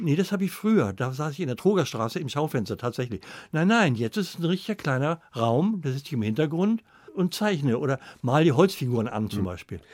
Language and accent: German; Northern Germany, Germany; also born or lived in Hamburg / Cologne; ich bin auch ein Norddeutscher